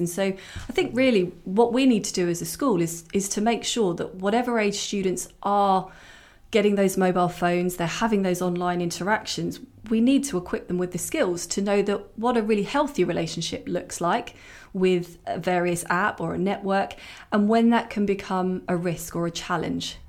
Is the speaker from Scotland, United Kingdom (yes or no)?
no; Hertfordshire, East of England, United Kingdom; I grew up in Hertfordshire.